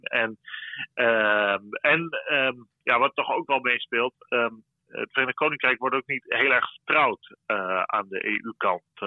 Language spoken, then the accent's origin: Dutch; Netherlands; now in Brussels, Belgium; wij als Nederlanders